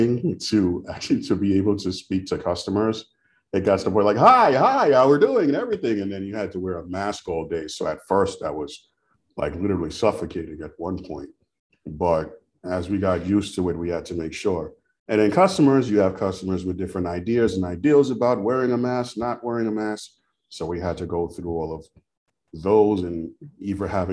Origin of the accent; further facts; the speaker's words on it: New York City, New York, United States; moved away as an adult; now in Shreveport, United States; I was originally from Brooklyn, New York, Flatbush